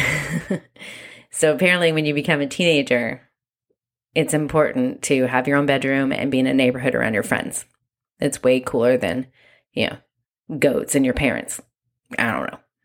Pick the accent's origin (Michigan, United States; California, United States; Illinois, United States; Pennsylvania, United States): California, United States; Santa Ynez; also born or lived in Long Beach, California; For most of my childhood, I lived on a five-acre ranch in a very small town called San Ynez, California